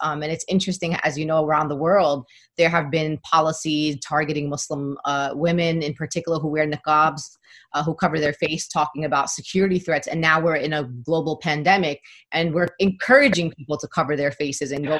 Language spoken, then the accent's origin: English; New York City, New York, United States; I mean, as a New Yorker, the sirens